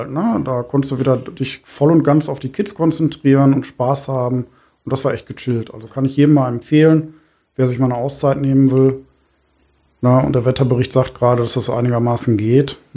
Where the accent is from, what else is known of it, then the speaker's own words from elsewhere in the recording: Germany; ich äh, als Friese